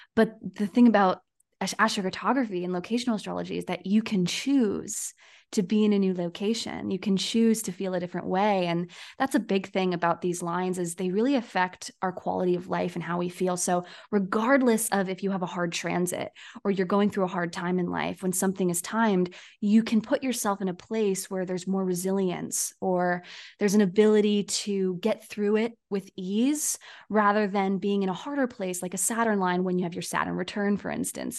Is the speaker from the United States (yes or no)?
yes; Poway, California, United States; my town where I was born in the San Diego area